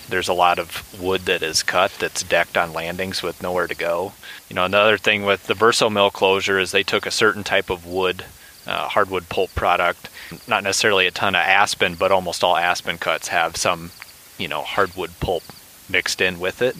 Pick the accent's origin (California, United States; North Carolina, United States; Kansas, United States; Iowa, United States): Iowa, United States; moved away; I am from Iowa and have a lot of friends and family that are